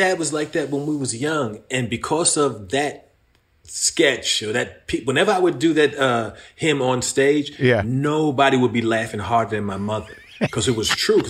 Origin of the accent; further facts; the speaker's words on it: Brooklyn, New York, United States; also born or lived in Roosevelt, Long Island, New York; I grew up... I was born in Brooklyn, lived in Brooklyn until I was 11. Then I moved out to Long Island, Roosevelt, Long Island.